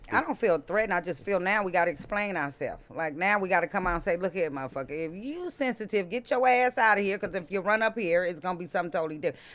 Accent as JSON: {"language": "English", "town": "Compton", "region": "California", "country": "United States", "tie": "born or raised there", "said": "Born and raised in Compton"}